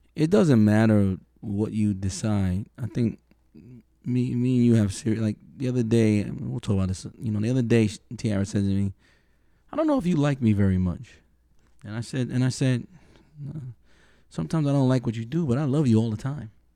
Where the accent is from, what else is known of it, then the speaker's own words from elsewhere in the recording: New York City, New York, United States; we're from New York City